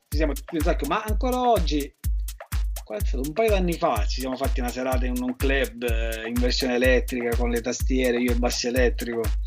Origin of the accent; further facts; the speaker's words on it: Scicli, Sicily, Italy; also born or lived in Rome; now in Palermo, Italy; sono di Scicli ma vivo a Palermo da un po'